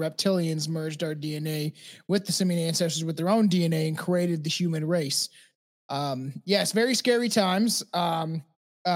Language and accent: English; Canada; I'm Canadian